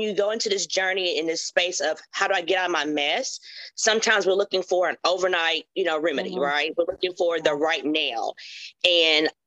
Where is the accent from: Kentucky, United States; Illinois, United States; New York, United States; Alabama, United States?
Kentucky, United States; Hopkinsville; I'm from Hopkinsville, Kentucky